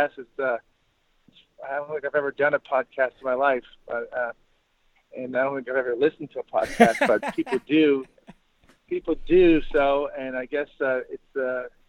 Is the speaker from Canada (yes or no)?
yes; Montreal, Quebec, Canada; moved away; growing up in Canada, I was very fortunate to grow up in an area of Montreal